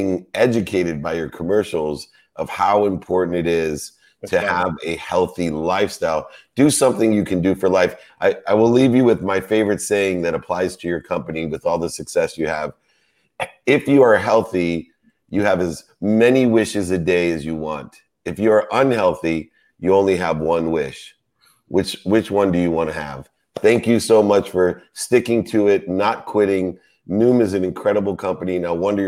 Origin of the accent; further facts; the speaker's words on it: Akron, Ohio, United States; I am from Akron, Ohio